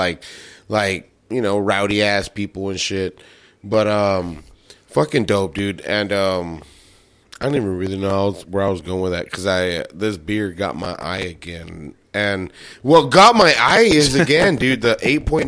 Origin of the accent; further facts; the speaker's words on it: the Valley, Texas, United States; the cities we grew up in and how they looked back then